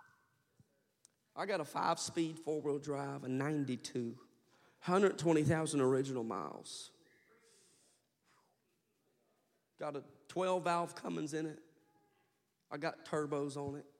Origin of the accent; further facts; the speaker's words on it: Kansas, United States; I'm from Kansas and I'm a hillbilly.